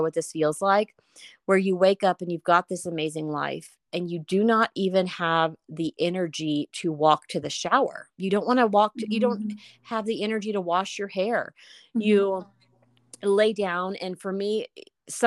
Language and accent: English; Houston, Texas, United States; now in Denver, United States; So I was born in Houston, Texas, and I currently live in Denver